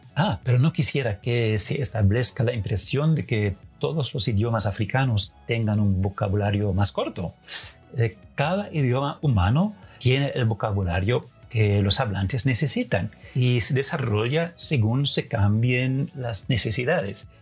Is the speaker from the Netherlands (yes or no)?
yes; Netherlands; Spanish is a second language; yo como holandés